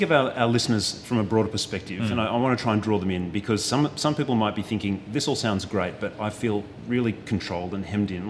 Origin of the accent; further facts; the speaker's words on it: New South Wales, Australia; you've got to remember, I come from New South Wales.